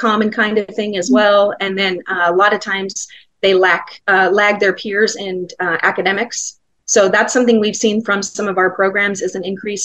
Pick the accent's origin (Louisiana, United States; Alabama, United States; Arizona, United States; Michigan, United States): Arizona, United States; Glendale; the neighborhood I grew up in Glendale